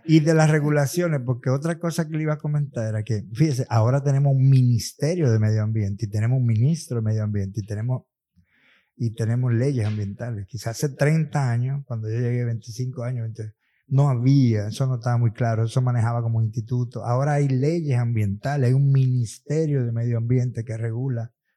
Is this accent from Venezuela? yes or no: no; San Cristóbal, Dominican Republic; also born or lived in Russia; en un campo de San Cristóbal, mi pueblo, por cierto, yo soy de por ahí